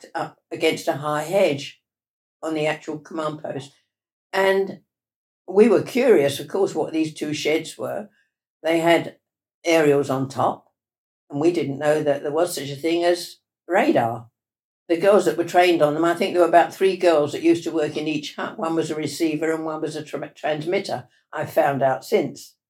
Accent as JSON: {"language": "English", "town": "Ilford", "region": "London", "country": "United Kingdom", "tie": "born or raised there", "also_born_or_lived": "Plymouth / Glasgow", "said": "I was born in Ilford in Essex"}